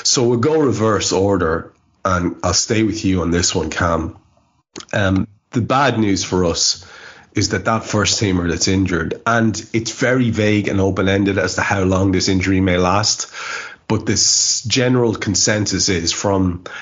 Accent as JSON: {"language": "English", "country": "Ireland", "said": "being Irish"}